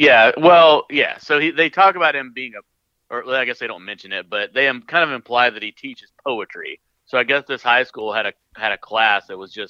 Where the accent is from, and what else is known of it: Virginia, United States